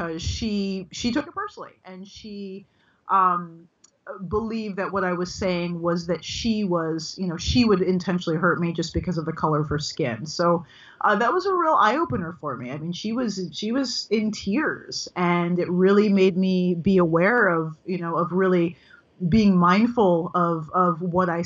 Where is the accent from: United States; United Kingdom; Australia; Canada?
United States; I am an American, and I'm from African American descent